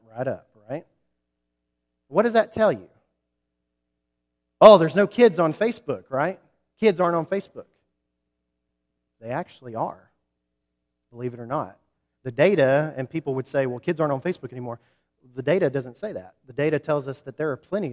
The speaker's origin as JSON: {"language": "English", "town": "Huntsville", "region": "Alabama", "country": "United States", "tie": "born or raised there", "also_born_or_lived": "New Market, Alabama", "said": "I grew up in Huntsville, Alabama"}